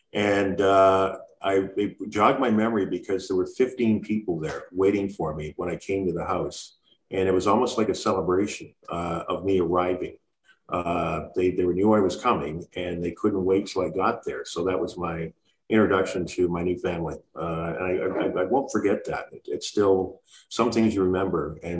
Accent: Montreal, Quebec, Canada; born there; I was born in Montreal, Quebec, and my father was from Nigeria.

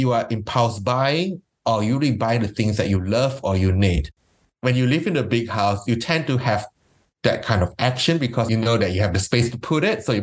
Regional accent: Malaysia; now in Melbourne, Australia; I grew up in Malaysia

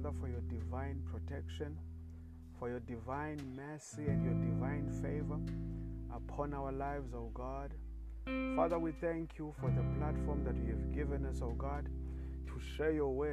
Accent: South Africa; I come from South Africa.

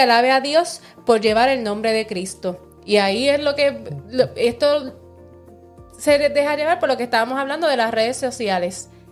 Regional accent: Puerto Rico

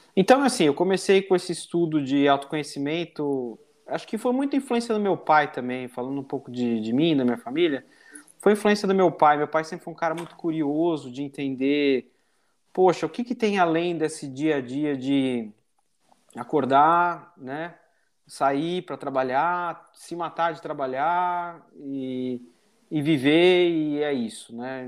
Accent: São Paulo, Brazil; moved away as an adult; now in United States; nasci no início, no finalzinho de 1980, no Brasil, sou natural de São Paulo

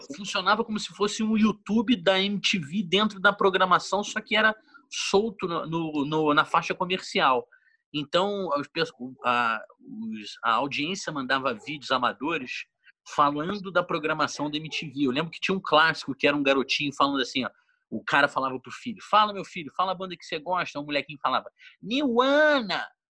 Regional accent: Petrópolis, Rio de Janeiro, Brazil; moved away as an adult; now in São Paulo, Brazil; a gente é de Petrópolis

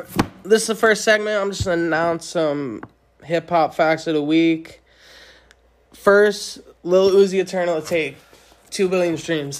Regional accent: New Jersey, United States; now in Los Angeles, United States; I'm from New Jersey. We're both out in LA now.

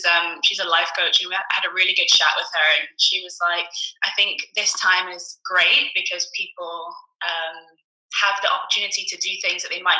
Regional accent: Edinburgh, Scotland, United Kingdom; born there; now in London, United Kingdom; I was actually born in Edinburgh, which you can't tell by my accent. Born in Scotland, moved to London 6-7 years ago to pursue a career in musical theatre.

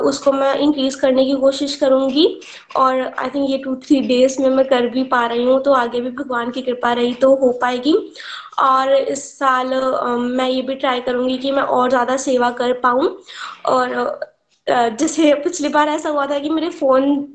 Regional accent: Pathankot, Punjab, India; मैं पठानकोट की रहने वाली हूँ

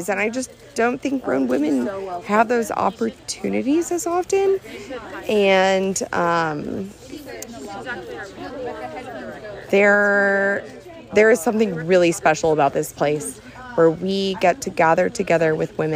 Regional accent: New Orleans, Louisiana, United States; I'm from New Orleans

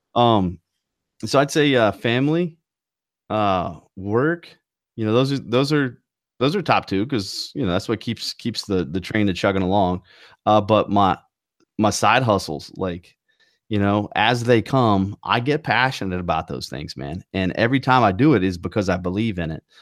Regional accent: North Carolina, United States; accent: Southern twang; I'm from North Carolina and I have maybe a little Southern twang here and there

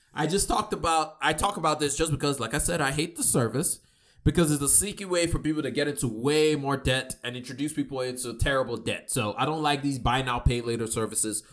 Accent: Nigeria; me being Nigerian

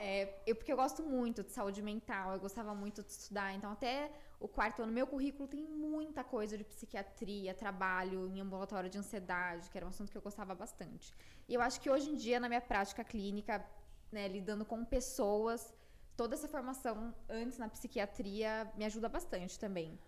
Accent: Piracicaba, São Paulo, Brazil; moved away as an adult; also born or lived in Porto Alegre; now in São Paulo, Brazil; eu nasci em Piracicaba, né, aqui pertinho de São Paulo, dá mais ou menos uma hora e meia daqui

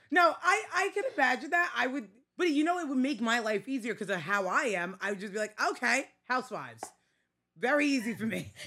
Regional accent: New York City, New York, United States; accent: Staten Island; I'm very much Staten Island

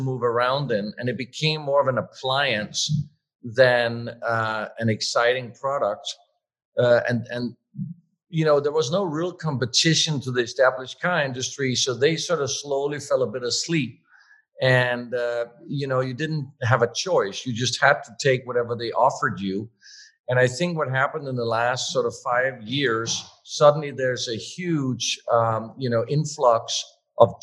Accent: Denmark; moved away as an adult; also born or lived in Switzerland / California; growing up in Denmark at the time, my council, jobs council advisor at school told me there is no such thing as being a car designer

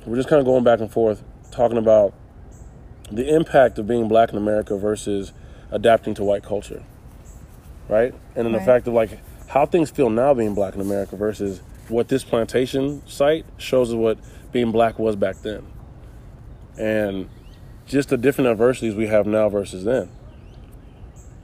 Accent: Charlotte, North Carolina, United States; growing up in the United States in Charlotte myself

